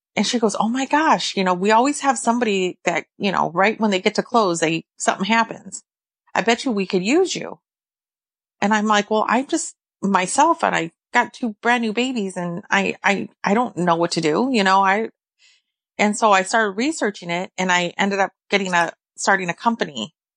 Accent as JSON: {"language": "English", "region": "California", "country": "United States", "tie": "born or raised there", "moved": "as an adult", "lives_now": "Illinois, United States", "said": "I'm from California, born and raised."}